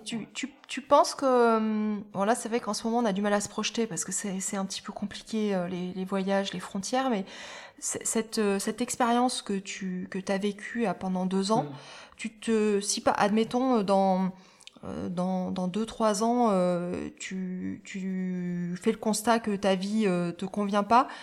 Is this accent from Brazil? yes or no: no; Auvergne-Rhône-Alpes, France; now in Dordogne, France; je suis pas, suis pas originaire de, de, Dordogne hein, parce que je suis Auvergne, je suis auvergnate